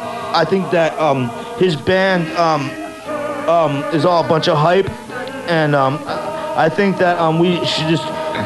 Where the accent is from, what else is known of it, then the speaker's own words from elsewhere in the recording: Detroit, Michigan, United States; we grew up in Detroit